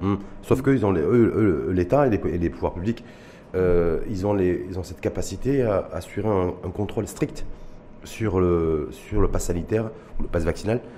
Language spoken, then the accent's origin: French; Morocco; chez nous au Maroc